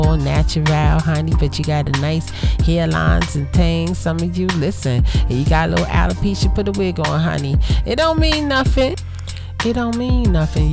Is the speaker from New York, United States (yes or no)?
yes; Brooklyn, New York, United States; I'm from Brooklyn, but I'm from a different type of Brooklyn.